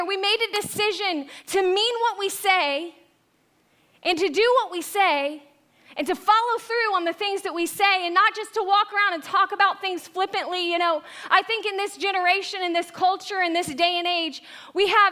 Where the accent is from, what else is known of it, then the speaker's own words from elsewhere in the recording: Tampa, Florida, United States; moved away; I was born and raised in Tampa Bay area